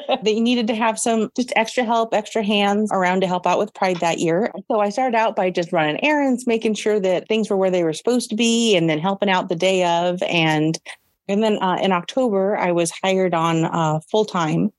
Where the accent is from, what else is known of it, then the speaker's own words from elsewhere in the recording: Hillsboro, Oregon, United States; I was born in Oregon and I grew up in Hillsboro, and I've lived uh, most of my life on the west side of the metro, uh, Portland metro area